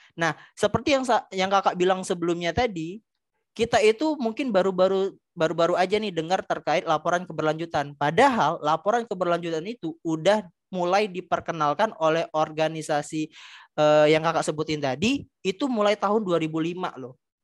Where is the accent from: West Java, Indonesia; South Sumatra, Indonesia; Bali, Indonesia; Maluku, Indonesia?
South Sumatra, Indonesia; Palembang; P L N di daerah saya, itu P L N Keramasan di Kertapati, Palembang